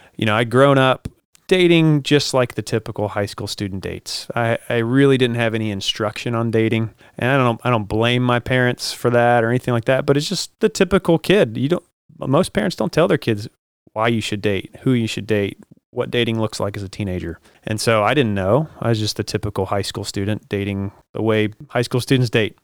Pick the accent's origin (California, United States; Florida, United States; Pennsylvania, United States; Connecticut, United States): Florida, United States; Jacksonville; I grew up mostly here in Jacksonville, spent the, you know, the most of my life here